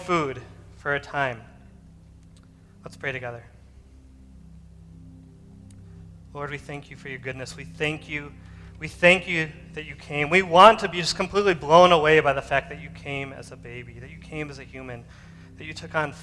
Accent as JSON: {"language": "English", "country": "United States", "said": "I'm American"}